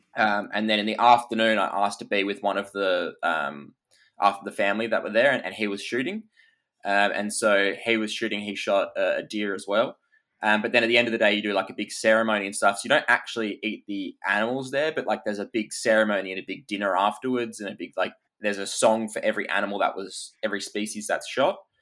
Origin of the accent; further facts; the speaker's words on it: Perth, Western Australia, Australia; I was Perth born and raised